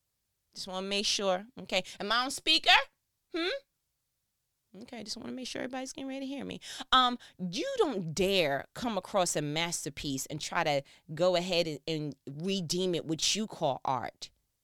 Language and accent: English; New York, United States; now in Georgia, United States; Because I came from New York, came down to Georgia, and people had a whole brand new idea of what my awesome was.